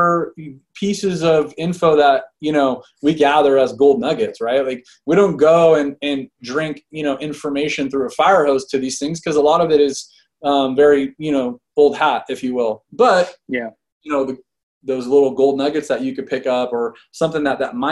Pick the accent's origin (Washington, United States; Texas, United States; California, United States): California, United States; Fresno; I'm born and raised in Fresno, California